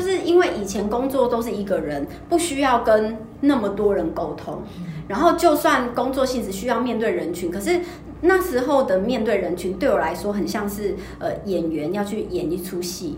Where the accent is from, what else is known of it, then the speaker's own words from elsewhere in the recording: Kaohsiung, Taiwan; now in Taipei, Taiwan; 因为我是高雄人，所以我回高雄的时候会更， 更敏感